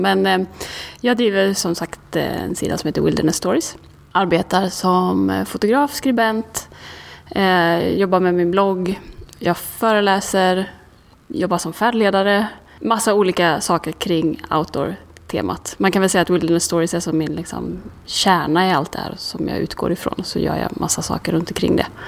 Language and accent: Swedish; Karlstad, Värmland, Sweden; moved away as an adult; now in Stockholm, Sweden; jag kommer från Karlstad från början, flyttade till Stockholm när jag var 18